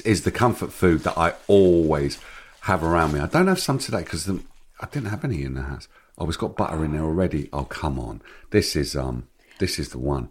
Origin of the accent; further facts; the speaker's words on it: London, United Kingdom; when you're growing up in Hackney